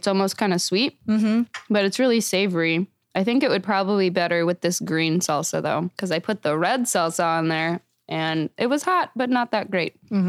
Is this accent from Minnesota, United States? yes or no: no; Belton, Missouri, United States; Yes, I grew up in Belton Raymore area, which is kind of out in the boonies a little bit. Far enough removed that we had land. I was homeschooled.